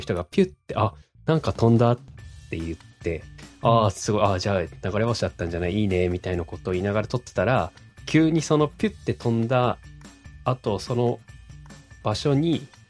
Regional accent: Oshu, Iwate, Japan; 僕の地元の岩手県奥州市

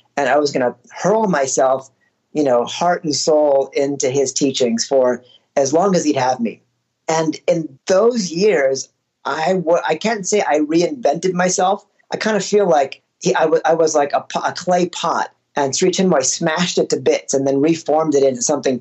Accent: United States; also born or lived in Colorado / California / India; I grew up in Colorado and California, first generation immigrant, but I moved when I was less than a year old

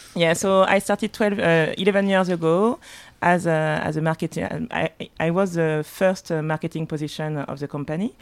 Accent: Martinique; English is a second language; now in Paris, France; I was born in Paris, but, uh, but I grew up, uh, partly in Paris and partly in Martinique.

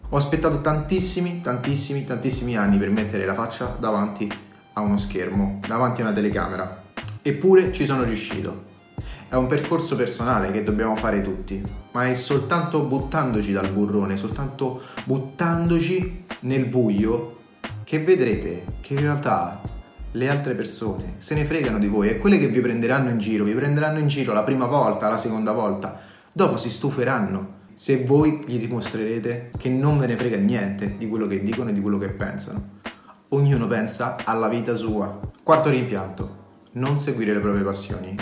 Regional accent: Rome, Lazio, Italy; sono un romano

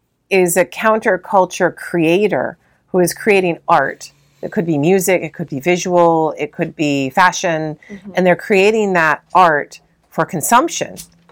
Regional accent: London, United Kingdom; like a London 70s, you know, we grew up in London, we have nothing, we have no money

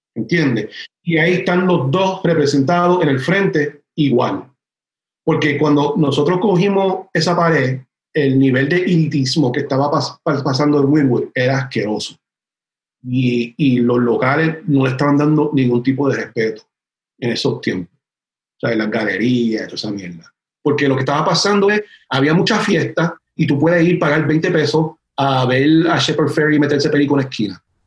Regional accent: Miami, Florida, United States; also born or lived in Puerto Rico / San Juan, Puerto Rico; now in North Carolina, United States; yo soy puertorriqueño que me crece mucho en, Miami

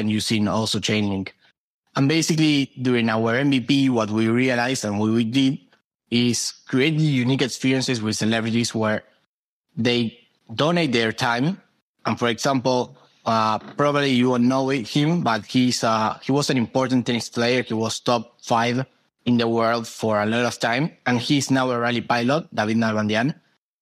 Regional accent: Argentina; during 2020 on quarantine in Argentina, I'm from Argentina

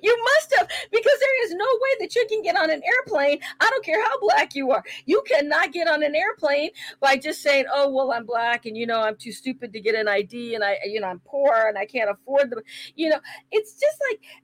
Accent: San Francisco, California, United States; I grew up in San Francisco

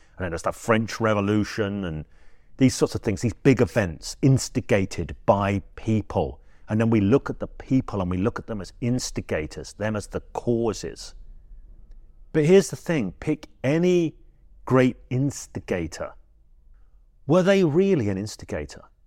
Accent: England, United Kingdom; I'm English, I say trance

